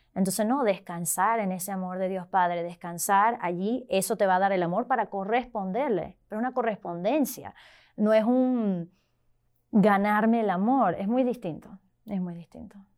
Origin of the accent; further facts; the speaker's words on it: Venezuela; now in Arlington, United States; originalmente de Venezuela, pero vivo ahorita en la diócesis de Arlington